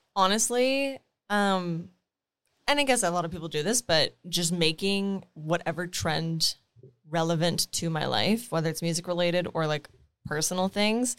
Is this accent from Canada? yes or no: yes; Timmins, Ontario, Canada; moved away; grew up in Timmins.